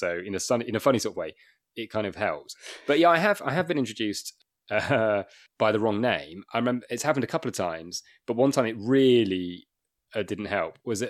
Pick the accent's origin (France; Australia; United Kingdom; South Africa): United Kingdom; Wakefield, Yorkshire and the Humber; And I'm actually from Wakefield, so not that far from Sheffield. Okay. Although I don't sound like it, but I am.